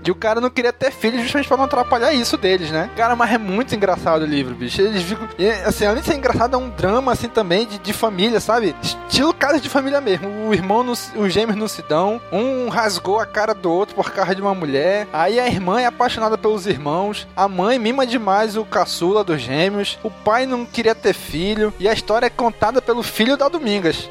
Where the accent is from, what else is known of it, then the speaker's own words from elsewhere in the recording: Manaus, Amazonas, Brazil; eu, que nasci e vivi sempre em Manaus